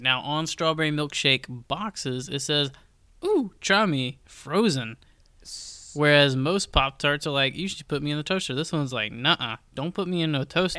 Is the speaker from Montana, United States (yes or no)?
no; Georgia, United States; moved away as an adult; now in Raleigh, United States; obviously I'm from Georgia